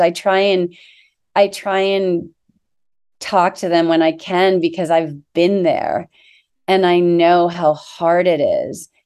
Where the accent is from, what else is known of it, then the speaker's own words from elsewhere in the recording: Annapolis, Maryland, United States; I grew up on the Chesapeake Bay outside, in Annapolis, Maryland